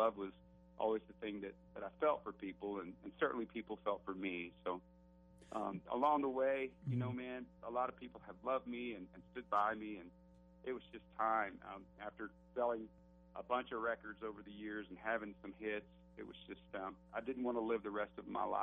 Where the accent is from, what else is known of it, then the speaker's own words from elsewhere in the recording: Alabama, United States; I'm from Alabama